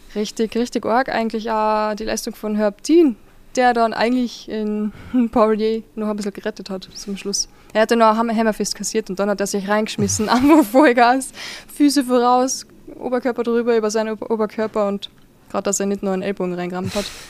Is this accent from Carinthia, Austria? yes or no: yes; Carinthia, Austria; ich komme aus Kärnten